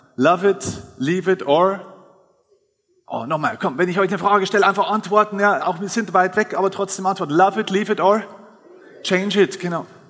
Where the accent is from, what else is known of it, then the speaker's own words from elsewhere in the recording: Lower Bavaria, Germany; ich komme jetzt aus Niederbayern